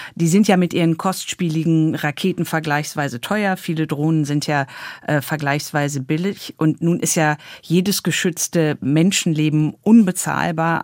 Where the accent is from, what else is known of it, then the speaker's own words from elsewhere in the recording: Germany; bei uns in Deutschland